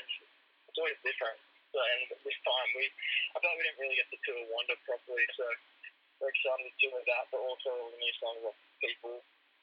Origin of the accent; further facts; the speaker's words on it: Australia; being Australian